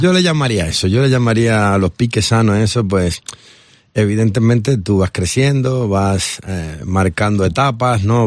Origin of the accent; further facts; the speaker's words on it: Dominican Republic; also born or lived in Barcelona, Spain; now in Spain; yo soy dominicano, soy nacido en la República Dominicana pero mi corazón está partido en dos